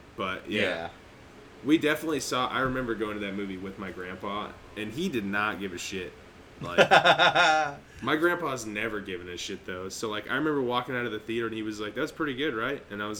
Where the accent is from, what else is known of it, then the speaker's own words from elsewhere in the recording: Indiana, United States; I grew up in Indiana